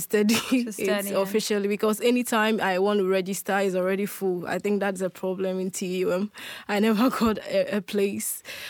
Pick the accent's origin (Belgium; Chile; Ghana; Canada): Ghana; Kumasi, Ashanti; born there; That's my name. I'm 27 years of age. I was born in Kumasi, which is a city in Ghana.